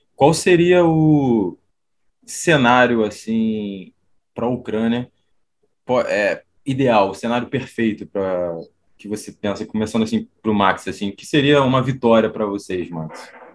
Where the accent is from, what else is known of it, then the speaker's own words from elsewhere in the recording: Brazil; also born or lived in Poland; a gente, como brasileiros